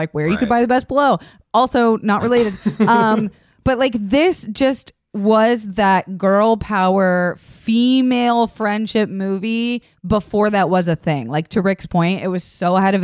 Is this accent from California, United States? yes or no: no; Florida, United States; I grew up in Florida